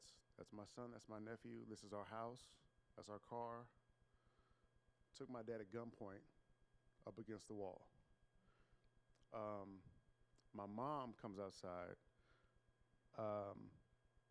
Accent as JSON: {"language": "English", "town": "Bellaire", "region": "Texas", "country": "United States", "tie": "born or raised there", "said": "I grew up in Bel Air, Texas, a suburb of Houston"}